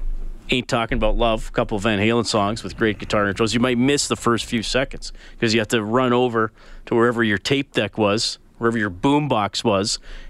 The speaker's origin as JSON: {"language": "English", "town": "Evansburg", "region": "Alberta", "country": "Canada", "tie": "born or raised there", "said": "Hey, here's one that takes me back to my summers growing up in Evansburg."}